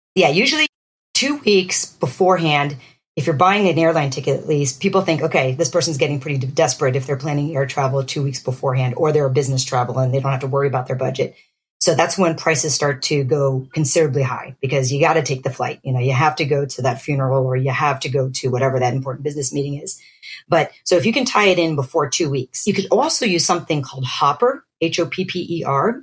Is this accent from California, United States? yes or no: no; Pennsylvania, United States; also born or lived in Boston, Massachusetts; I grew up in Pennsylvania. I was born in Boston, and uh, my parents were from the Philippines originally